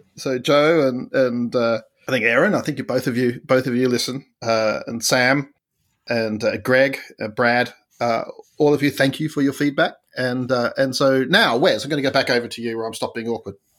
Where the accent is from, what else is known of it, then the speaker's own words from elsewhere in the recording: Australia; as an Australian